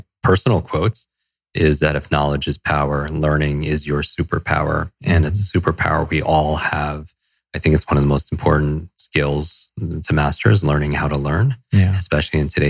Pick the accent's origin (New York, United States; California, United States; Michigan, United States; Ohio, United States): New York, United States; Westchester; also born or lived in Los Angeles; I grew up in Westchester, New York, a suburb right outside of New York City.